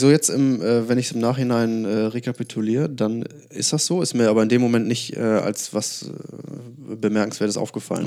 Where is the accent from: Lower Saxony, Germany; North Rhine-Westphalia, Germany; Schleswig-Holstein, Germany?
Schleswig-Holstein, Germany; Lauenburg; moved away as an adult; ich komme ursprünglich aus Lauenburg, das ist äh, so eine, ich glaube, 12.000 Seelenstadt